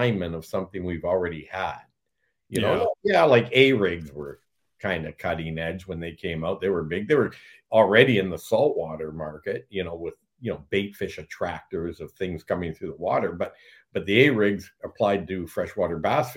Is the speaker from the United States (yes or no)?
no; Blenheim, Ontario, Canada; me and another buddy from Blenheim, my hometown